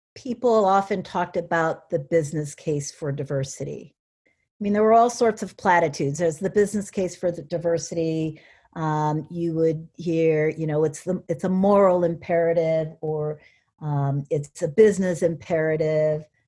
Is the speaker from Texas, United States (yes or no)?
no; Cedar Rapids, Iowa, United States; moved away as an adult; also born or lived in Connecticut / Pittsburgh / Columbus, Ohio; I was born and raised in Cedar Rapids